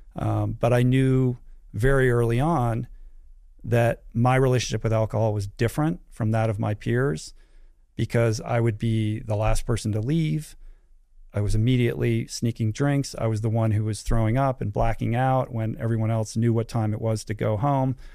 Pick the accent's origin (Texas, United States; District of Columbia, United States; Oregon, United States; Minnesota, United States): District of Columbia, United States; Washington; moved away as an adult; also born or lived in California; I grew up in Washington, D C, so traveled three thousand miles away to go to school